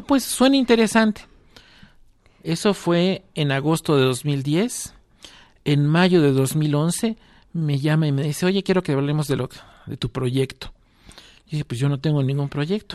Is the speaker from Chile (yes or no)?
no; Mexico; como mexicanos estábamos obligados